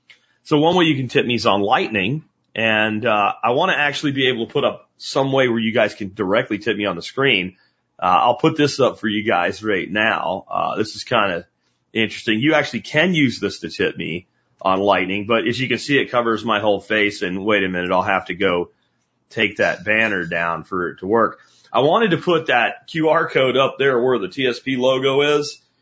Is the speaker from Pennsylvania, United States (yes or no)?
yes; Pennsylvania, United States; when I was a kid growing up in Pennsylvania